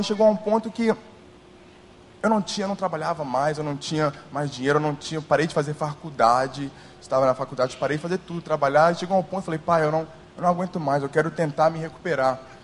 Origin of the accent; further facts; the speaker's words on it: New Jersey, United States; moved away as an adult; now in Brazil; eu não nasci no Brasil, nem fui criado aqui. Eu fui nasci, nasci nos Estados Unidos, no estado de Nova Jersey, e fiz ensino fundamental, ensino médio, até alguns semestres de faculdade nos Estados Unidos